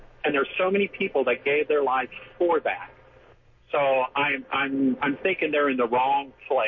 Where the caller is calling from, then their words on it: Jacksonville, Florida, United States; I'm at Blount Island, out working this morning.